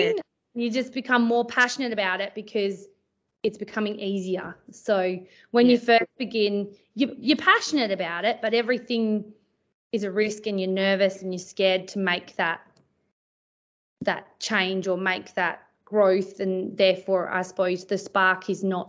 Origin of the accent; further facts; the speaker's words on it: Perth, Western Australia, Australia; now in Pingelly, Australia; I grew up in Perth